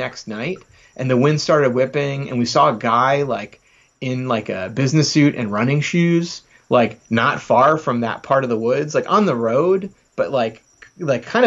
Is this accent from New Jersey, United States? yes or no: yes; New Jersey, United States; I'm from South Jersey